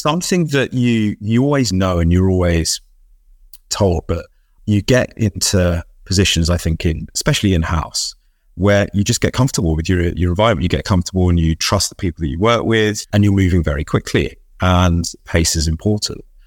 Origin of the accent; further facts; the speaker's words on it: London, United Kingdom; ten years old growing up in North West London